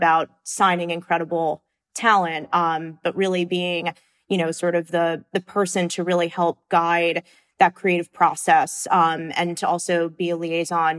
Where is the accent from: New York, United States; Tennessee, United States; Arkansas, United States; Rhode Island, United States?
New York, United States; Long Island; growing up on Long Island